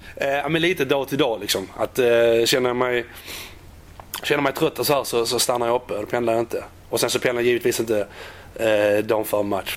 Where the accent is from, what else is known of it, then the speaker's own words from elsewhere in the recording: Landskrona, Skåne, Sweden; moved away as an adult; also born or lived in Netherlands; now in West Bromwich, United Kingdom; lämnade Landskrona i Skånes, uh, det var väl en 12-13 år sedan